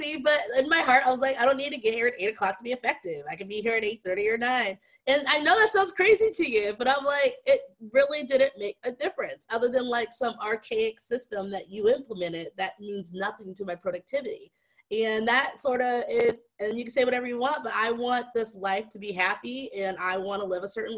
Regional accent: Las Vegas, Nevada, United States; moved away as an adult; also born or lived in Ohio; Born and raised in Las Vegas

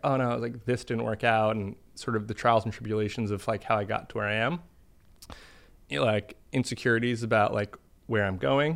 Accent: Boston, Massachusetts, United States; moved away; grew up in Boston

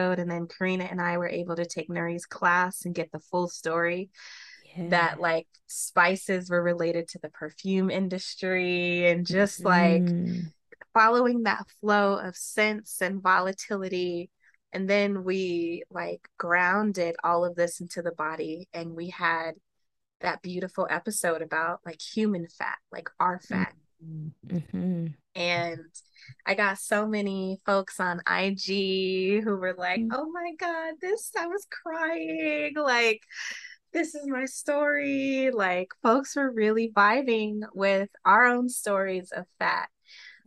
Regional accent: Colorado, United States; I'm from Colorado, bitches. Like, don't hate on my perfect accent

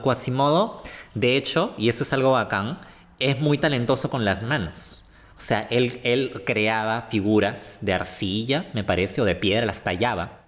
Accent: Peru; nosotros como peruanos que, vivimos lamentablemente esta realidad

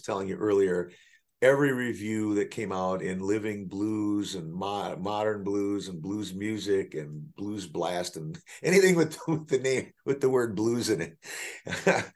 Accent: Milwaukee, Wisconsin, United States; now in Chicago, United States; growing up in Milwaukee

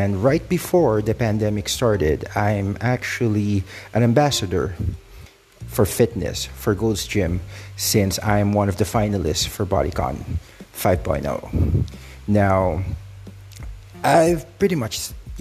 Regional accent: Philippines; I'm from the Philippines

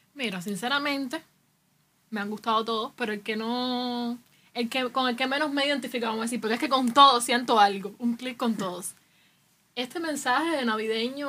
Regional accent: Cuba; aquí en Cuba pasa, no sé, yo soy cubano

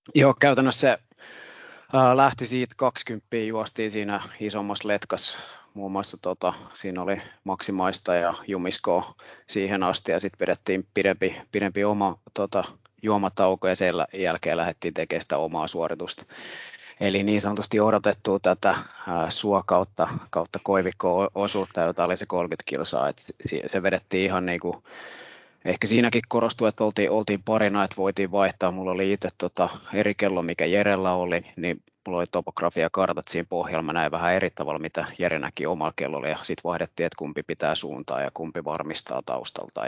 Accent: Helsinki, Uusimaa, Finland; tulen itse Helsingistä

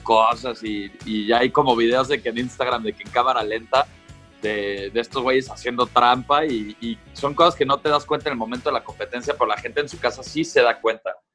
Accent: Mexico; como, como mexicanos

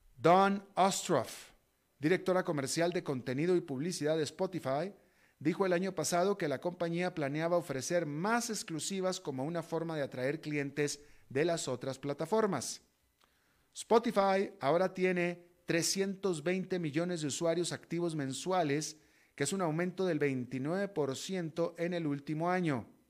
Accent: Mexico; moved away; also born or lived in United States; soy alguien latinoamericano, sino soy mexicano y estadounidense

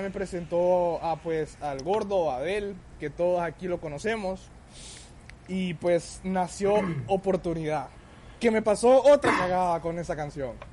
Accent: Tegucigalpa, Francisco Morazán, Honduras; Pues yo soy nacido en Tegucigalpa y también criado en la misma ciudad. Tengo 20 años ahorita. Estudié en la Elbel School, pero cursé mi secundaria, mis últimos años de secundaria en Aldebarán

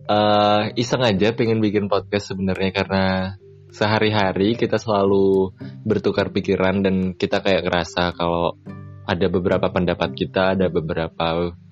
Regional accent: Salatiga, Central Java, Indonesia; aku ada di Salatiga di kampung halamanku

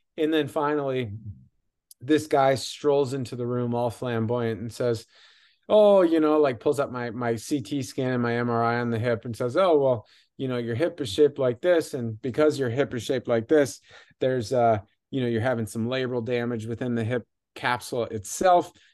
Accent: Michigan, United States; I grew up in Michigan

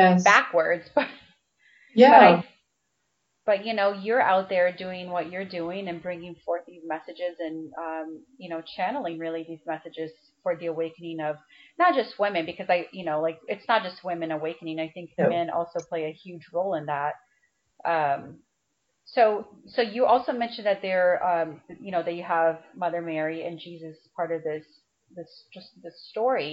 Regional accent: Brazil; moved away; I grew up in Brazil, and I went to Catholic school

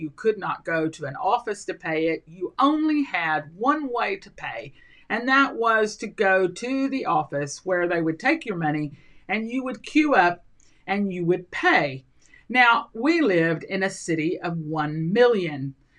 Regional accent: Colombia; also born or lived in Central America / Mexico; I grew up in Colombia, South America. And then I lived in just about every country in Central America. I've been in Venezuela, I've been in other South American countries, and I've lived in Mexico.

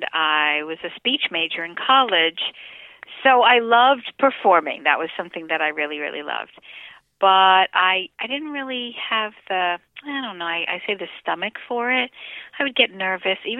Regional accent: Miami Beach, Florida, United States; I was born in Miami Beach

